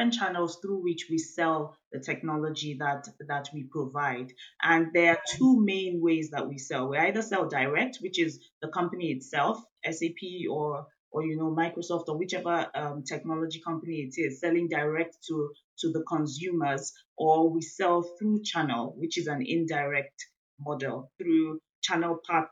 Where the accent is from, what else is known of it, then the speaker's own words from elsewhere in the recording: Nigeria; I'm from Nigeria in West Africa